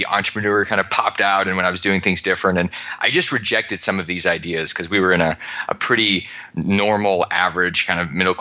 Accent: Alaska, United States; I grew up in Alaska

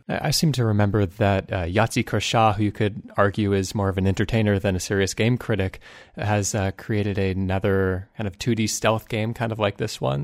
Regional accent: United States; being an American

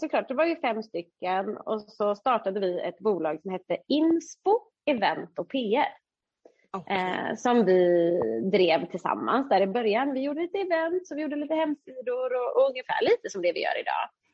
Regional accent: Uddevalla, Västra Götaland, Sweden; vi är ju från Uddevalla

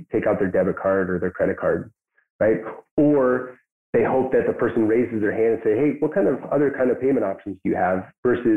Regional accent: Pacific Northwest, United States; now in Chelan, United States; I grew up in the Pacific Northwest

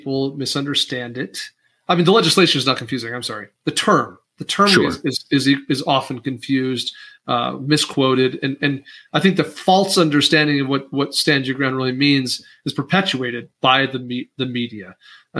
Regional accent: Wyoming, United States; I'm from Wyoming

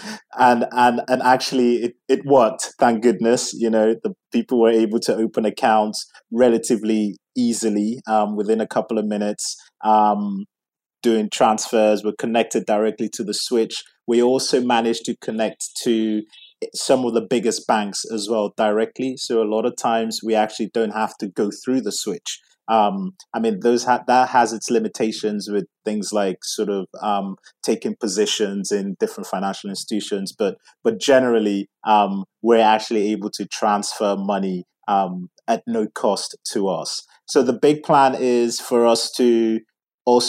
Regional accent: England, United Kingdom; where I come from, Nigeria, which you may not be able to guess from my accent, because I was born in England, grew up in England

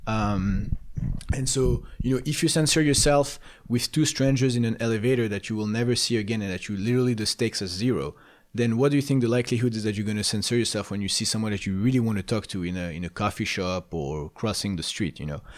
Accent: Paris, Île-de-France, France; moved away; I grew up in Paris

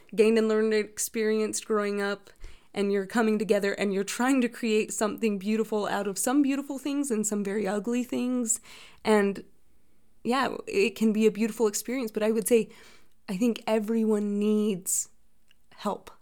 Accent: Utah, United States; I am originally from Utah

